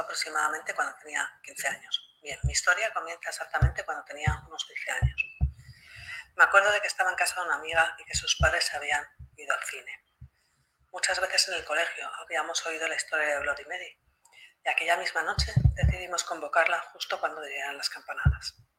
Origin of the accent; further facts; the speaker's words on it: Spain; soy española